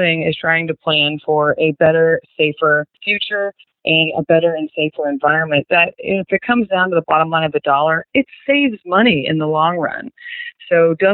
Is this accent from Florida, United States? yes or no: no; Wichita, Kansas, United States; moved away; I'm from Wichita, Kansas, originally, and went to Mays High School.